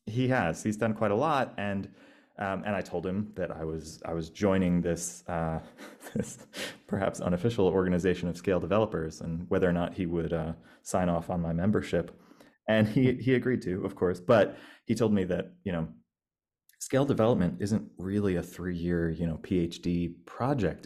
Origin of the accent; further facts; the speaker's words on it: United States; moved away as an adult; now in Australia; I'm an American